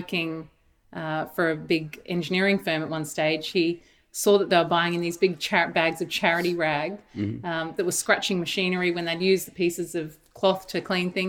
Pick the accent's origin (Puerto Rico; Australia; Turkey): Australia; Brisbane, Queensland; Queenslander through and through. I grew up in Brisbane.